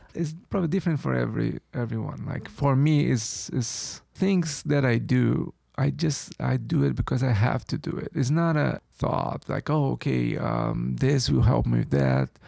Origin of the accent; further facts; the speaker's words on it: Brazil; moved away as an adult; now in New York, United States; I was born and raised in Brazil.